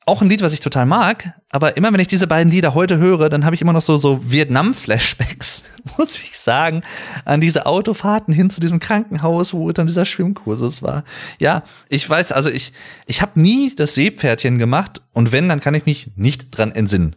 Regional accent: Sauerland, North Rhine-Westphalia, Germany; fickerig, sagt man bei uns im Sauerland auch ganz gerne

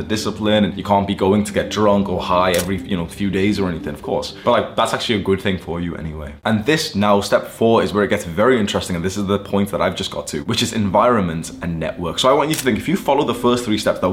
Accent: Warrington, North West England, United Kingdom; moved away as an adult; also born or lived in Thailand / Mexico / Greece / Amsterdam; now in Dubai, United Arab Emirates; when I moved out of my hometown, I lived in Warrington in the UK

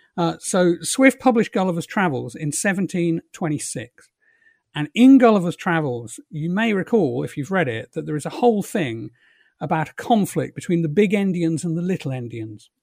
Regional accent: England, United Kingdom; moved away as an adult; also born or lived in London; now in Ireland; I've just past twenty years as a guy who was brought up in England and was English

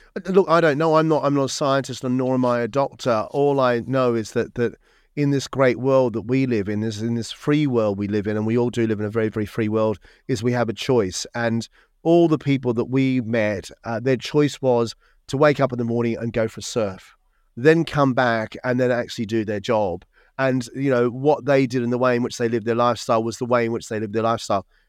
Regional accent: Melbourne, Victoria, Australia; moved away as an adult; also born or lived in Sydney; now in United Kingdom; I grew up in Melbourne, sometime in Sydney, um, and then lived in Sydney until I was twenty-five, and then I came across and, and then into the U K

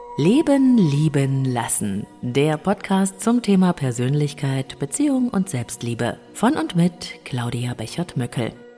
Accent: Germany; Ich bin in der DDR geboren

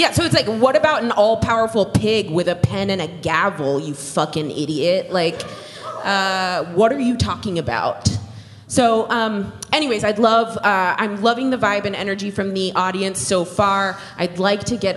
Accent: Tarrant County, Texas, United States; I'm born and raised in Texas, proud Texan girlie

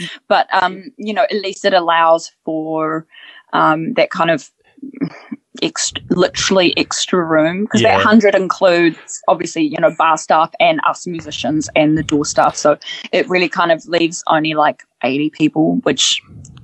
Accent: New Zealand; also born or lived in Ukraine; I was born in the Ukraine, came to New Zealand when I was really young.

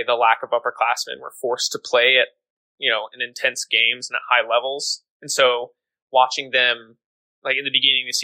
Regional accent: Kansas City, United States; growing up in Kansas City

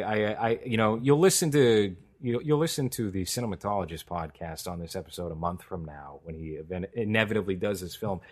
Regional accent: New York, United States; as a New Yorker

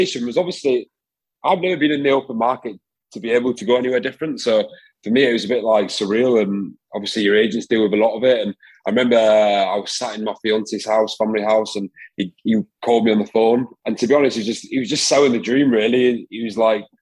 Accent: Yorkshire and the Humber, United Kingdom; moved away as an adult; also born or lived in Glasgow; now in Montpellier, France; obviously growing up in Glasgow and Yorkshire

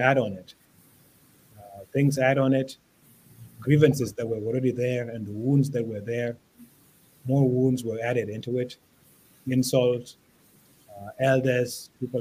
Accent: South Sudan; I'm from Twitch

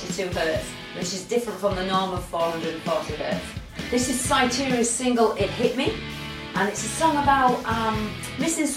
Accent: Yorkshire and the Humber, United Kingdom; We're a band from Yorkshire, which is in North England

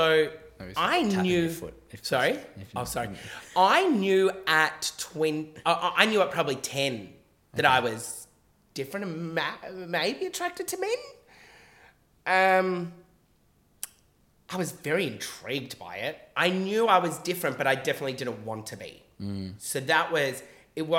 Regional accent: Mill Park, Victoria, Australia; I'm a boy from Mill Park

